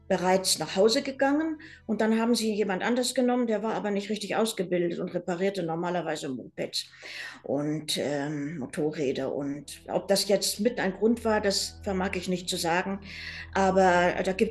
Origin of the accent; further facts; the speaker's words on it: Lima, Peru; Meine Eltern haben dann in Peru geheiratet und ähm, ja, ihr weiteres Leben dort verbracht. Und ich bin dann in Lima zur Welt gekommen und dort auch zur Schule gegangen.